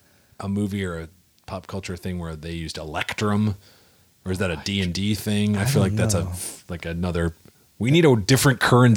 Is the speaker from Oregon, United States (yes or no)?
no; Minnesota, United States; now in South Korea; I'm also from Minnesota, so I just want to say to Mark, save big money at Menards. … I've been living and teaching in South Korea for over 11 years.